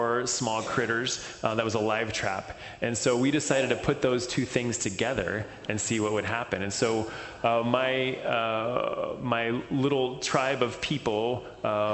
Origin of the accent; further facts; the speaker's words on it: Texas, United States; I grew up in Texas